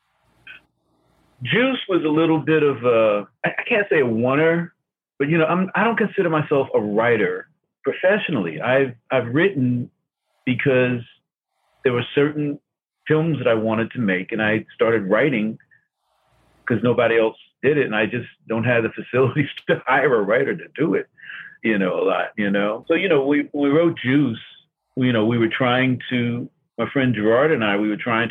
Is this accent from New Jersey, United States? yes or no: yes; Newark, New Jersey, United States; also born or lived in Washington, D.C.; my growing up in Newark